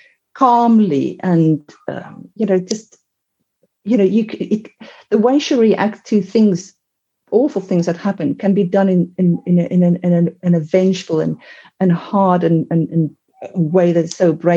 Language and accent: English; South Africa; I am South African